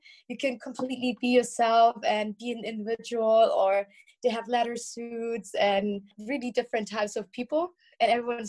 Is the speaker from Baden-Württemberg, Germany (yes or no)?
yes; Stuttgart, Baden-Württemberg, Germany; So I grew up in Stuttgart. That's in the south of Germany.